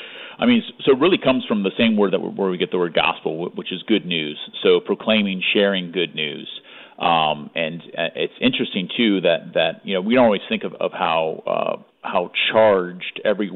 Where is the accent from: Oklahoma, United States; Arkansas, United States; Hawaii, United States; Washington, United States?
Hawaii, United States; also born or lived in California / Tallahassee, Florida; now in Florida, United States; I'm originally pretty West Coast. I was born in California and grew up in Hawaii, actually. And then moved to Tallahassee, Florida